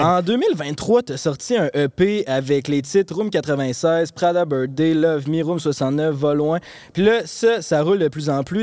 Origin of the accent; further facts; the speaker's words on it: Quebec, Canada; accent: Québécois; nous, on est vraiment dans le slang québécois